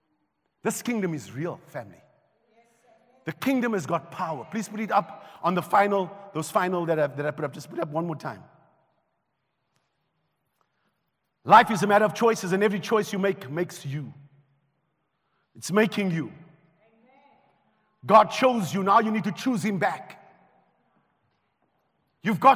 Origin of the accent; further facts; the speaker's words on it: Johannesburg, Gauteng, South Africa; also born or lived in Riverlea; I grew up in Cori, but I was born in Rivoli